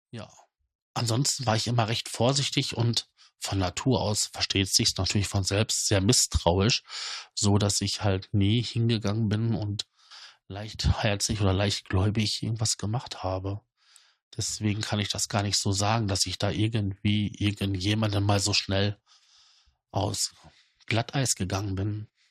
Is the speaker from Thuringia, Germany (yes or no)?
no; Datteln, North Rhine-Westphalia, Germany; bei uns in Datteln